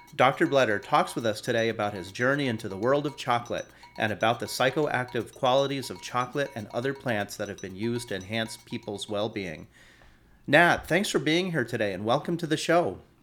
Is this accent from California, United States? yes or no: yes; Palo Alto, California, United States; I grew up in Palo Alto